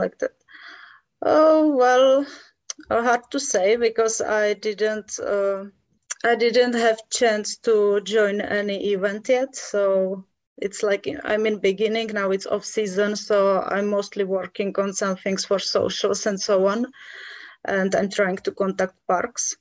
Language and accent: English; Czechia; I was born here and I still live here. So yes, all my life.